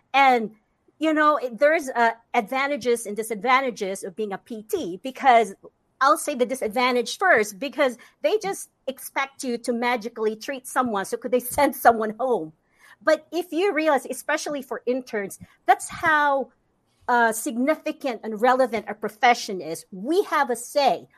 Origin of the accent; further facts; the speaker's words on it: Philippines; English is a second language; moved away as an adult; now in United States; growing up in the Philippines